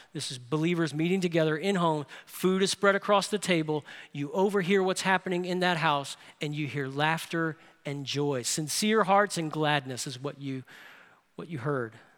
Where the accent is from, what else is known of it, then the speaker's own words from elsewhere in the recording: New Orleans, Louisiana, United States; moved away; I grew up in New Orleans.